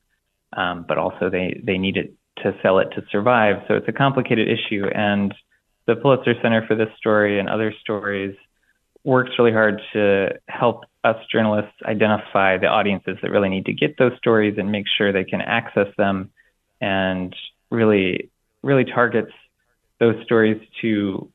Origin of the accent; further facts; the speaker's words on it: Blue Grass, Iowa, United States; growing up in Iowa and up till now, I've seen the place that I call home change